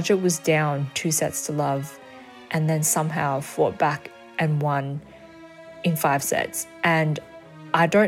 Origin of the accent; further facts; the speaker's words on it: Melbourne, Victoria, Australia; I was born and raised in Melbourne and I have lived here for all my life.